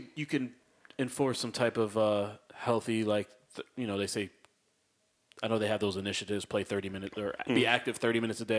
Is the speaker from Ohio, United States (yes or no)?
no; Waterbury, Connecticut, United States; moved away; I'm from Waterbury.